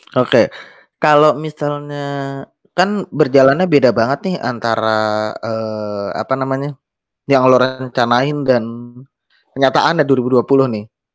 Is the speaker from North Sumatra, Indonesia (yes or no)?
no; Jakarta, Indonesia; gue sendiri lahir Jakarta